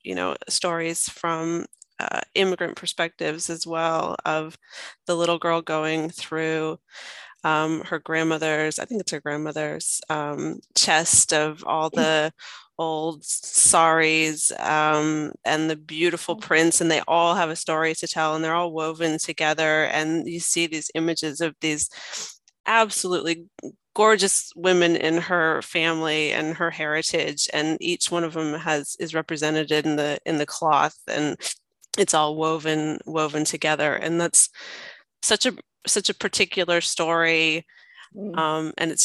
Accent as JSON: {"language": "English", "country": "United States", "moved": "yes", "lives_now": "Australia", "said": "I'm American, my husband's Serbian, but they feel like they're Australian"}